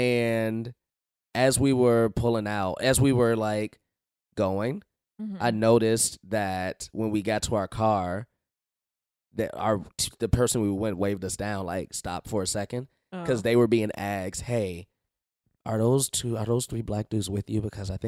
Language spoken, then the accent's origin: English; Chicago, Illinois, United States; I grew up in Chicago. It's the same. I've been in the bubble my entire fucking life.